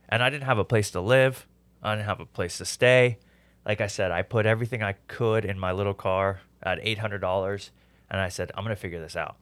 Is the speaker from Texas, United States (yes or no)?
yes; Houston, Texas, United States; moved away as an adult; also born or lived in New York; I grew, was born and raised in Houston, but I decided to leave um, early in my twenties and go off to school in New York.